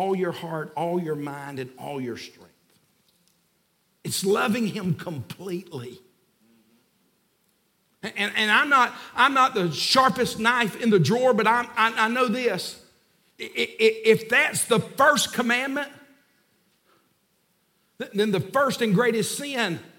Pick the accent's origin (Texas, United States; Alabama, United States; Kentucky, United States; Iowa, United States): Alabama, United States; moved away as an adult; also born or lived in Nashville, Tennessee; now in Union Grove, United States; we're from Alabama.